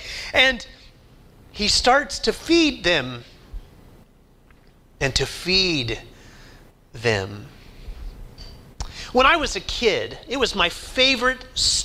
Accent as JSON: {"language": "English", "region": "Oklahoma", "country": "United States", "tie": "born or raised there", "said": "I grew up in Oklahoma"}